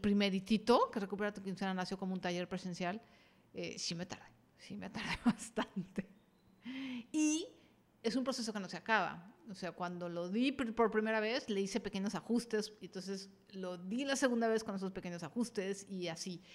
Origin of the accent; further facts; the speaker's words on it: Mexico; estoy en México, soy mexicana y, y estoy en México